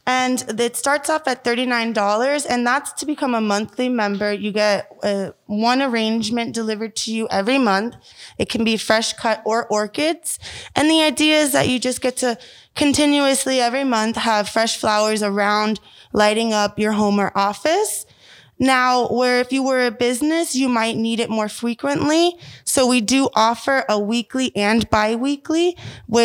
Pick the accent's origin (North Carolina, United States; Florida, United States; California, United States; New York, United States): Florida, United States; I grew up here in Florida